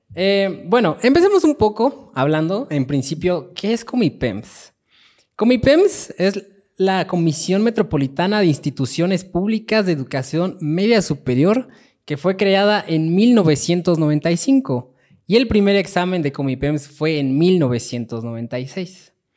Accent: Chimalhuacán, State of Mexico, Mexico; yo vengo de Chimalhuacán

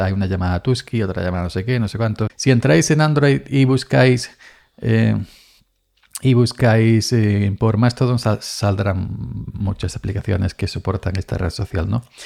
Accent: Andalusia, Spain; naciendo en cortijo y en cortijo me, me crié

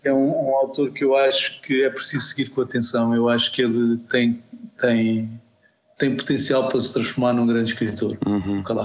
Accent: Angola; Eu comecei a escrever para tentar eh, me compreender dentro de Angola, não é? Como angolano

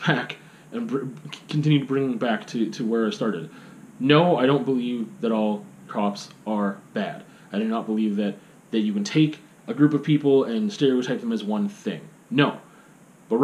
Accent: Alberta, Canada; also born or lived in Saskatchewan; I was born and raised here in Alberta

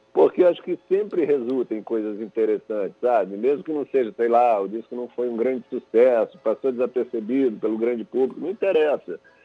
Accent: São Luís, Maranhão, Brazil; eu sou de São Luís

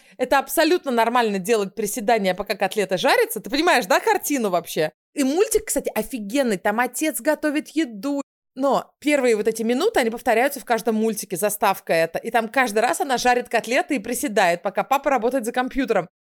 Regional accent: Moscow, Russia; moved away as an adult; also born or lived in Israel; now in Stockholm, Sweden; я из Москвы

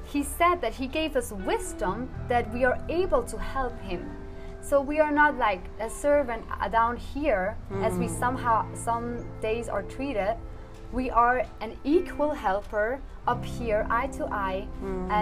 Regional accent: Switzerland; I'm from Switzerland, and I'm 24 years old

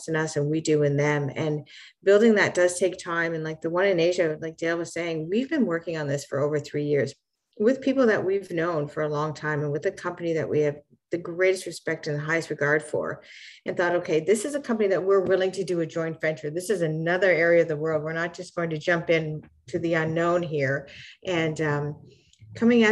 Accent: Fredericton, New Brunswick, Canada; we are from Fredericton

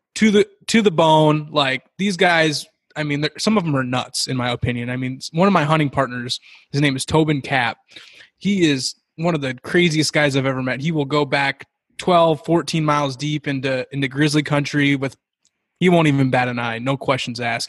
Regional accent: Minnesota, United States; moved away; also born or lived in Montana; I grew up in Minnesota hunting, you know, in the Midwest. So when I moved out to Montana

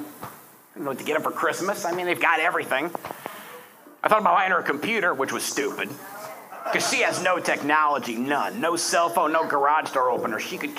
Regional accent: Detroit, Michigan, United States; moved away as an adult; also born or lived in West Palm Beach, Florida; I'm originally from Detroit

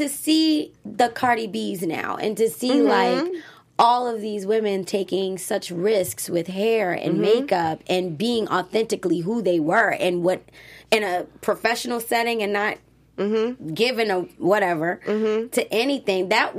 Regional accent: Baltimore, Maryland, United States; moved away as an adult; I'm thankful that I was born in Baltimore City and raised there because I don't fall for just any old thing.

